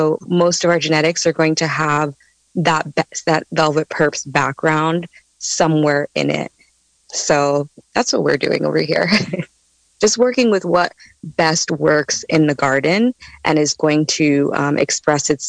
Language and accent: English; East Coast, United States; And I'm coming from the East Coast, so I, I saw a lot of indoor grows happening there.